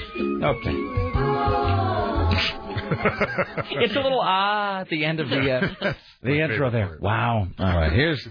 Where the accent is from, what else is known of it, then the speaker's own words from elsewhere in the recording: Kennewick, Washington, United States; also born or lived in Portland; I have a terrible sense of direction, and I'm from the Northwest. I'm from Kennewick, and spent a lot of time in Portland growing up, but I still have no sense of direction.